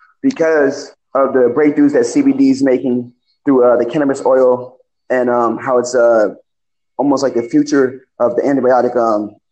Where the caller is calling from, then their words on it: California, United States; I'm calling from California.